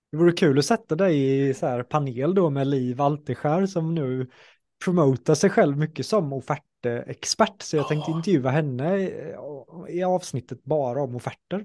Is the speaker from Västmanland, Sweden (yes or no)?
no; Jönköping, Jönköping County, Sweden; jag är från Jönköping